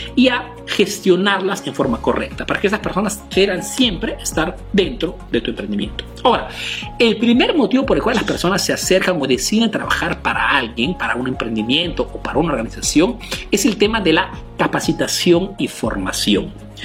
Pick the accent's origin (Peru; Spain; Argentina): Peru; now in Italy